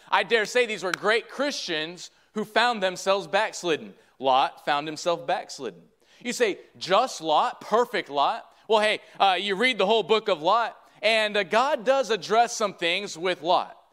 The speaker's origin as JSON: {"language": "English", "region": "Michigan", "country": "United States", "said": "I'm from Michigan"}